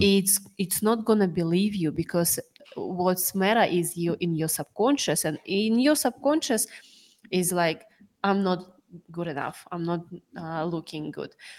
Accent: Sakhalin Oblast, Russia; moved away; I was born in Sakhalin

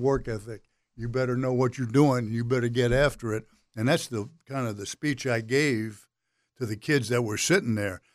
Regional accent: Miami, Florida, United States; I was born and raised in Miami

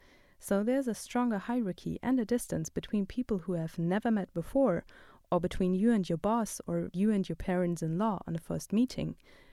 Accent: Germany; moved away as an adult; now in Athens, United States; In my home country, Germany

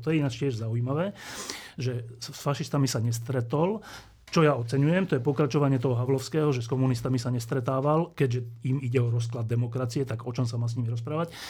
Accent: Slovakia; my na Slovensku

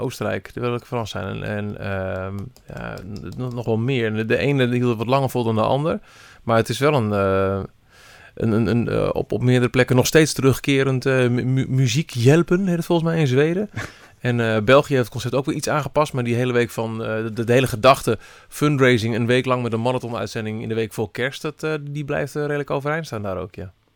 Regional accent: Twente, Overijssel, Netherlands; in mijn Twente, waar ik vandaan kom

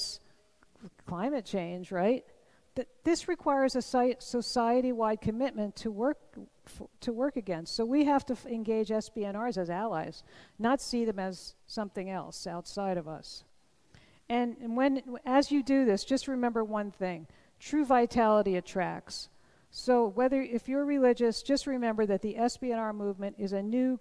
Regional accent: New Jersey, United States; I'm from New Jersey

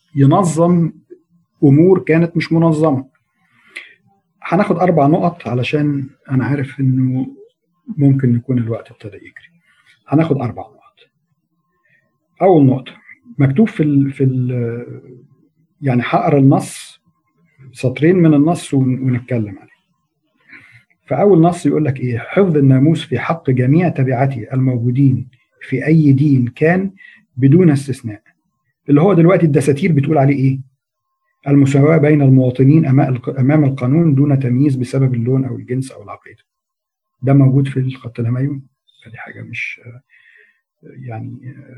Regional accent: Egypt

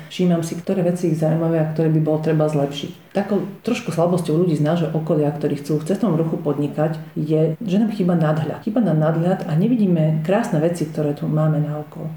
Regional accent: Bardejov, Prešov Region, Slovakia

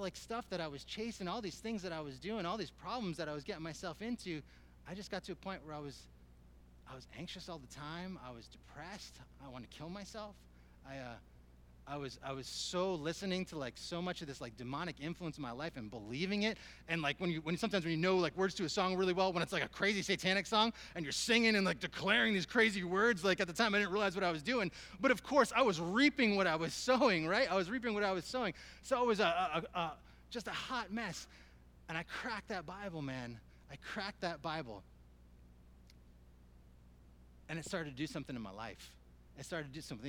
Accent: South Windsor, Connecticut, United States; moved away; I grew up in South Windsor.

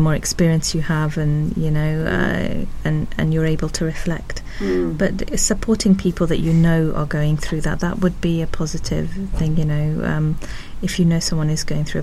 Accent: Pakistan; moved away; I'm originally from Pakistan

